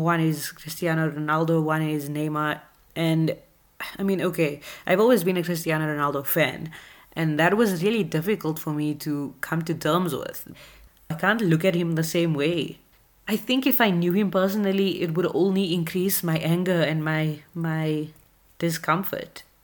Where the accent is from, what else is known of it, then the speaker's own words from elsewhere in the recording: South Africa; we are both from South Africa